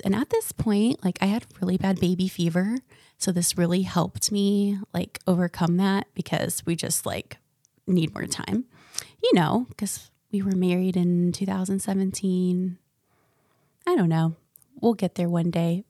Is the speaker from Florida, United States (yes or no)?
yes; Ocala, Florida, United States; also born or lived in Michigan; I was raised in central Florida and a little town called Ocala